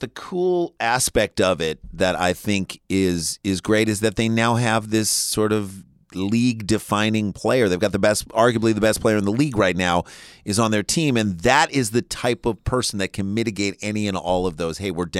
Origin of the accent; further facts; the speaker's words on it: Kansas City, United States; all of our friends who we grew up with in Kansas City